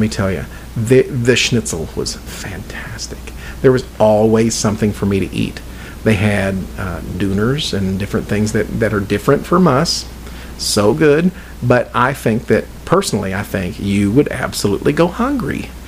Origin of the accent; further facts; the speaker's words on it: Indiana, United States; I am from Indiana. I am not from Kentucky, even though I am nine miles north of Louisville, Kentucky